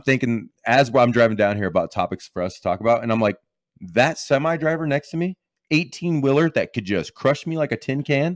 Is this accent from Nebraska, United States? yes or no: yes; Lexington, Nebraska, United States; I'm from Lexington, Nebraska, the hoodest of hood